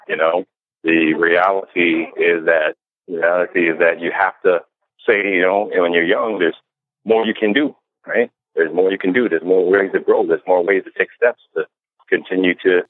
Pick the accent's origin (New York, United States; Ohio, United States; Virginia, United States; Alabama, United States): New York, United States; New York City; I was born in the Bronx